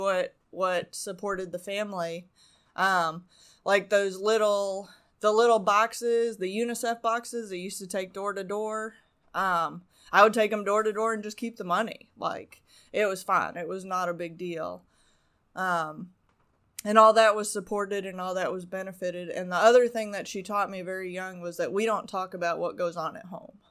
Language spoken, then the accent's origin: English; Arizona, United States; moved away; also born or lived in Canada / Las Vegas; I was born in Canada, but, um, I grew up mostly in Arizona.